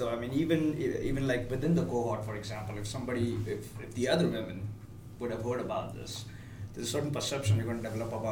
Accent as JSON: {"language": "English", "country": "India", "also_born_or_lived": "Alabama, United States", "moved": "as an adult", "lives_now": "United States", "said": "I'm originally from India. I went to school here in University of Alabama."}